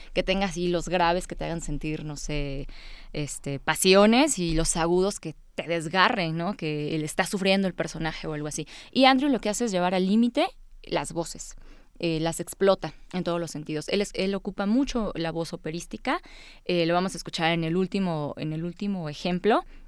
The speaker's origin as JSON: {"language": "Spanish", "region": "Puebla", "country": "Mexico", "tie": "born or raised there", "also_born_or_lived": "Veracruz", "said": "Soy de Veracruz, aunque residí en Puebla desde los cinco años. Soy de corazón poblano"}